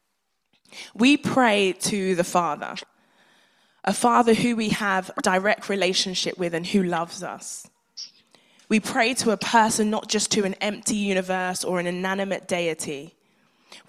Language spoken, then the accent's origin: English; Nigeria; being a Nigerian child